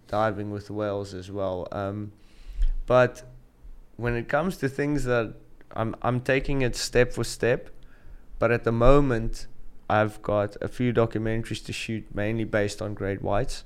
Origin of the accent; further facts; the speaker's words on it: South Africa; moved away as an adult; also born or lived in Gansbaai, South Africa; now in Saudi Arabia; I'm South African